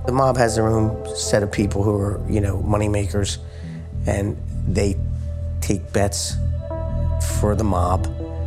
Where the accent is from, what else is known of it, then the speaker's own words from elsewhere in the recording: Delaware County, Pennsylvania, United States; I grew up in Delaware County, Pennsylvania